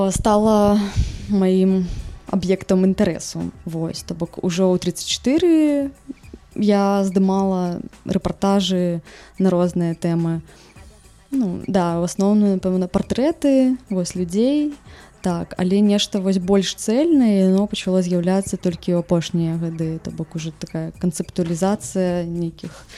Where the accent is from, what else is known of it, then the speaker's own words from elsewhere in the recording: Vileyka, Minsk Region, Belarus; у маім родным горадзе ў вялейцы